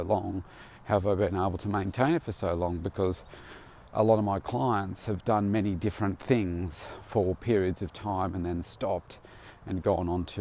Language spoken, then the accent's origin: English; Bendigo, Victoria, Australia; I came from Bendigo, and there was only a handful of gyms at the time, maybe even three in my town